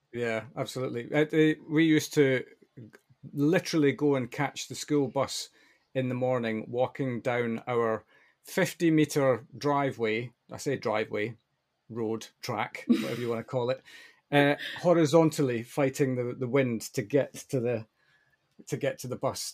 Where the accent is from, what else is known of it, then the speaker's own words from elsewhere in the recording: Tiree, Scotland, United Kingdom; as a Western Isles boy myself, born and ra-, well, not born, but I was raised on Tyree